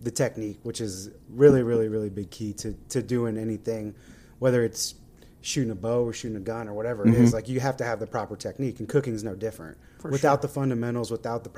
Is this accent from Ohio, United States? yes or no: yes; Miamisburg, Ohio, United States; I grew up in Miamisburg, Ohio, about 10 minutes south of Dayton.